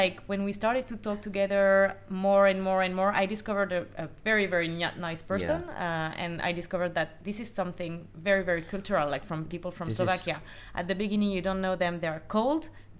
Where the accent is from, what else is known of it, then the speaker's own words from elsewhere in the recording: France; now in Sydney, Australia; I'm French.